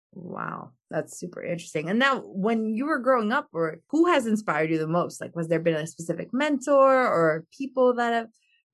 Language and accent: English; Albania; I mean, I come from Albania, and like I've seen my parents build from ground up.